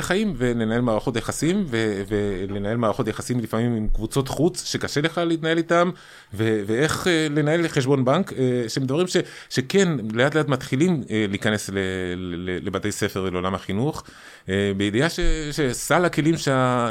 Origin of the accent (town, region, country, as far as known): Chile; born or raised there; moved away as an adult; now in Israel